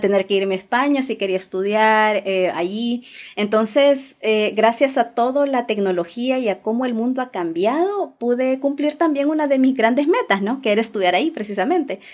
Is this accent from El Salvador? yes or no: yes; El Salvador; also born or lived in Santa Tecla; yo eh, nací en El Salvador, eh, sigo viviendo pues en El Salvador